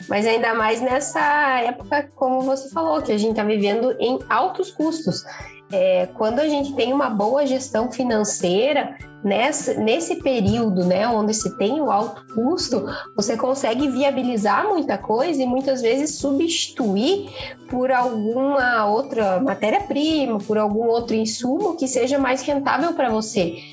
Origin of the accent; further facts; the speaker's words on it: Paraná, Brazil; sou natural do Paraná